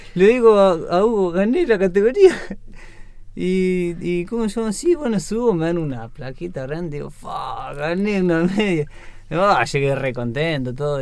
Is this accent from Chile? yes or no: no; Gualjaina, Chubut, Argentina; nací y me crié ahí